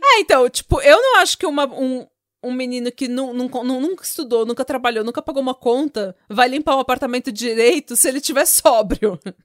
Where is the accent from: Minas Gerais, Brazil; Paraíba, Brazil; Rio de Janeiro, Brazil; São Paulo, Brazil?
São Paulo, Brazil; Vila São José; eu nasci na, na via, na, na Vila São José e ia pra Praia Grande fazer farofa